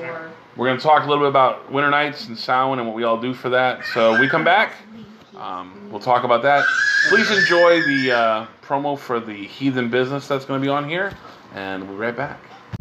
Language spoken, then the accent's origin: English; Southern US, United States; See, we're lucky. We're from the South, so winter for us is not winter for the rest of the world.